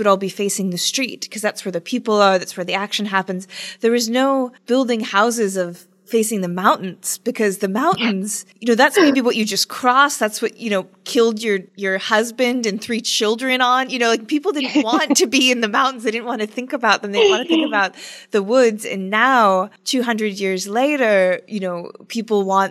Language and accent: English; Pacific Northwest, United States; I grew up in the Pacific Northwest in the United States